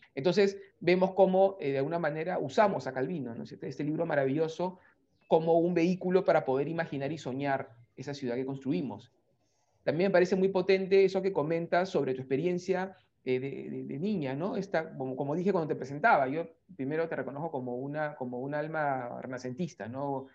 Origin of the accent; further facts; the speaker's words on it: Lima, Peru; nuestra Lima, que es más gris